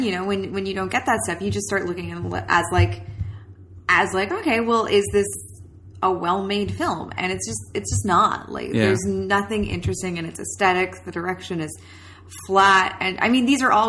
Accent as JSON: {"language": "English", "country": "Canada", "said": "we're Canadian"}